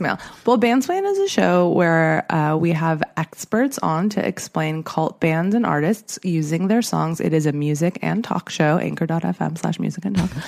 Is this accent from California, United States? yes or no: yes; Southern California, United States; I'm from Southern California